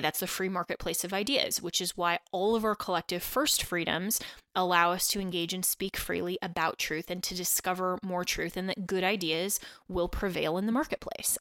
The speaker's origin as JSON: {"language": "English", "region": "Colorado", "country": "United States", "tie": "born or raised there", "also_born_or_lived": "Washington, D.C.", "said": "I am broadcasting to you today from the great state of Colorado, um, my home state, and uh, where I grew up"}